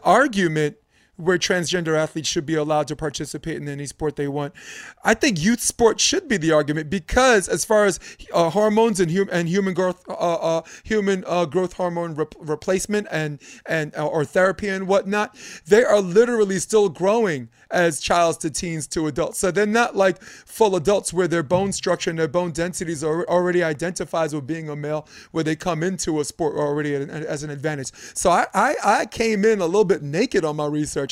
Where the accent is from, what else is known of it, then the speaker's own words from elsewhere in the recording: New York, United States; as a New Yorker